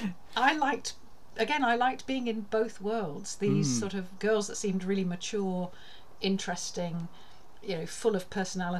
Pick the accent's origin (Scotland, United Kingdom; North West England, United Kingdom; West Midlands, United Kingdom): West Midlands, United Kingdom; Sutton Coldfield; where I grew up in Sutton Coldfield